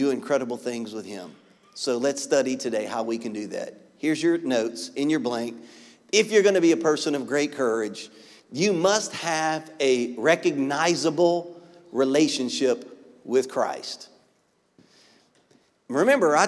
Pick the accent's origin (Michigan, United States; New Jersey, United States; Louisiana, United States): Louisiana, United States; I'm from Louisiana